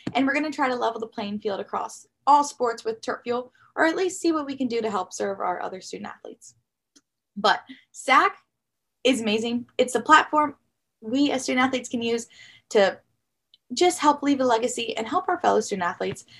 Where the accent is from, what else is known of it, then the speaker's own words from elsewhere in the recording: Glenelg, Maryland, United States; I grew up in Western Howard County, Glenelg, Maryland